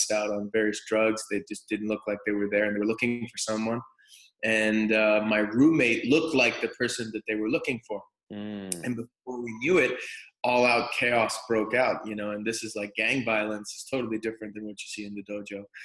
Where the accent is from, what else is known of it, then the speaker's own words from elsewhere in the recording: Toronto, Ontario, Canada; moved away as an adult; now in California, United States; So I'm from Toronto, Canada